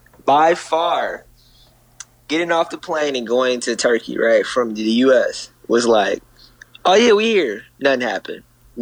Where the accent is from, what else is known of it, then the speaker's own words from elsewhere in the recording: United States; this part about being an American